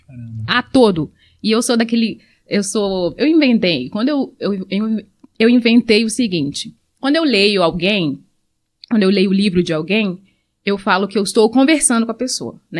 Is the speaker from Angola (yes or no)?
yes; Angola; now in Brazil; eu sou angolana